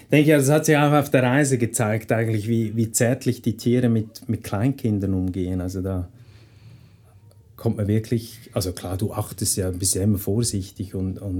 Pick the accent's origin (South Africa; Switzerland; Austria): Switzerland; jedes Pferd, das halt bei uns in der Schweiz rumsteht, das ist zahm.